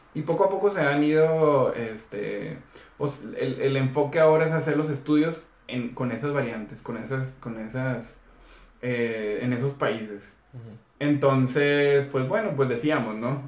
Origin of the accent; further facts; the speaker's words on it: Mexico; hay gente de, mi ciudad, por ejemplo, que estamos cerca de Estados Unidos